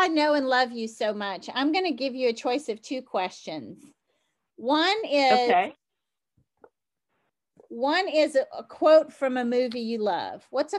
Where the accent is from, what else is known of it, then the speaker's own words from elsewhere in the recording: the South, United States; growing up in the South